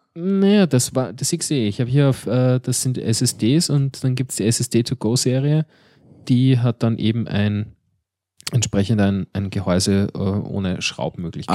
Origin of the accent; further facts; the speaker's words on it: Austria; wir Österreicher